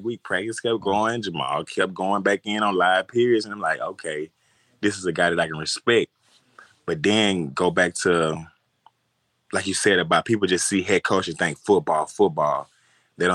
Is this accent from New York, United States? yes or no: no; Louisiana, United States; I'm from Louisiana.